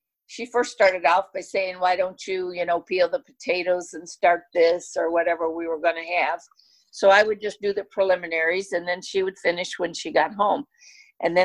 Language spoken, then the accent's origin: English; Kentucky, United States; When I was growing up in Kentucky and mom and dad lived on the farm